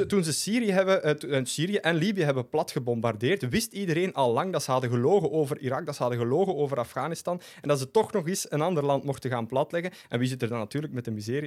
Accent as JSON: {"language": "Dutch", "region": "Flanders", "country": "Belgium", "said": "als Vlaming, als Europeaan"}